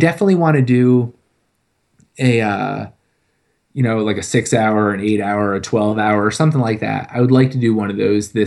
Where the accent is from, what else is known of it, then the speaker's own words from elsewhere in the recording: Connecticut, United States; moved away; I grew up in Connecticut